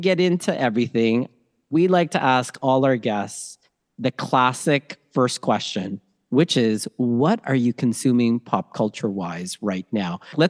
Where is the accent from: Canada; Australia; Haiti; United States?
Canada; Toronto, Ontario; born or raised there; also born or lived in Manila, Philippines / Scarborough